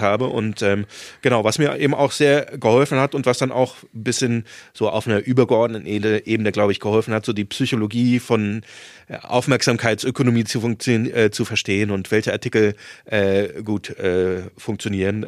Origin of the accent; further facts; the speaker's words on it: Saarland, Germany; moved away; also born or lived in Marburg / Hamburg; ich bin zwar auf dem Dorf äh, aufgewachsen im, im Saarland